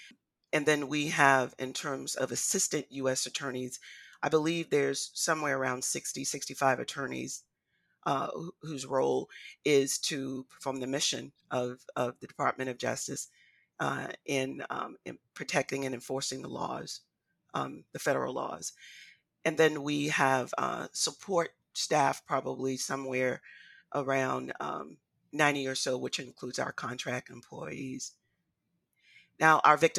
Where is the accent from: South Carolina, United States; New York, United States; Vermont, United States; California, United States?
South Carolina, United States; Charleston; my hometown here in Charleston